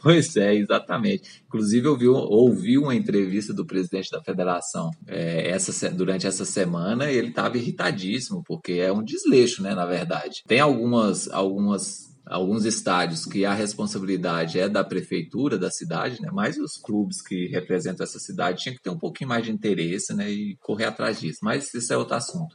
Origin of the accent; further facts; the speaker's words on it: Minas Gerais, Brazil; eu sou de Minas Gerais